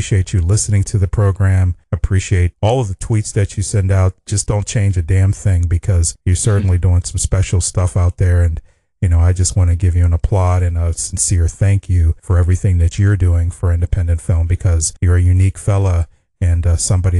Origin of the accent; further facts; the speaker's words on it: Pittsburgh, Pennsylvania, United States; moved away as an adult; now in Los Angeles, United States; I'm actually from the eastern part of the United States in Pennsylvania, Pittsburgh, Pennsylvania